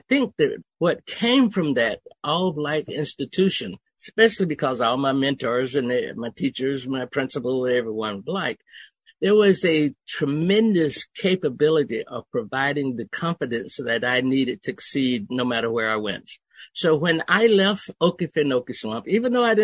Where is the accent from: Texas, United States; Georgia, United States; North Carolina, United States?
Georgia, United States; Okefenokee Swamp; moved away; also born or lived in Germany; I was raised in Okefenokee Swamp, where English was a second language